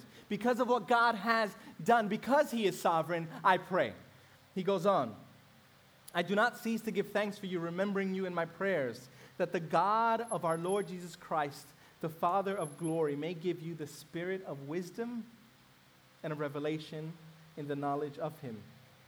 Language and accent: English; New York City, New York, United States; I grew up in Brooklyn in a mainly African-American neighborhood